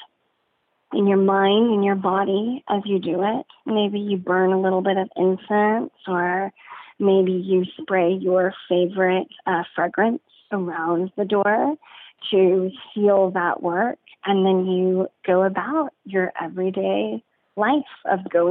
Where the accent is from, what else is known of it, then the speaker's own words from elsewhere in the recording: San Antonio, Texas, United States; I'm from San Antonio, half my family's Catholic